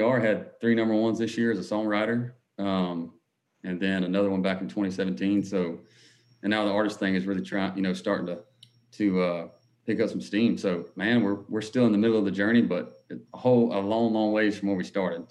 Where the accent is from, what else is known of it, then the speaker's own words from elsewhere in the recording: Harlem, Georgia, United States; moved away as an adult; now in Nashville, United States; I grew up in Harlem, Georgia, outside of Augusta.